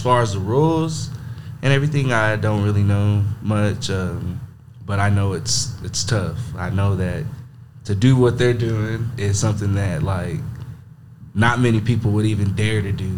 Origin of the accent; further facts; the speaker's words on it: Monahans, Texas, United States; I'm from Monahans, Texas. Uh, born and raised